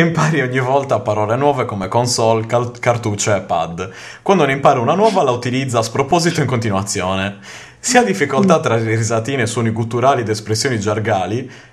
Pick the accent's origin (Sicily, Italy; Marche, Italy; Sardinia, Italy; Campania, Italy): Sardinia, Italy; io non essendo giapponese ma abbastanza sardo